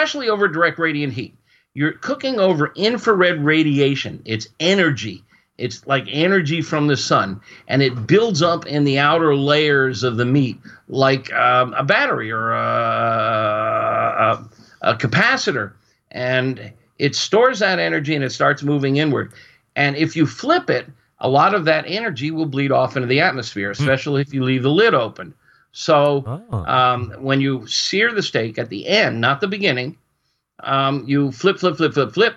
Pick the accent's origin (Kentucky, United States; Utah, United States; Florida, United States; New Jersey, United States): Florida, United States; moved away; I was raised in Florida. I went to the University of Florida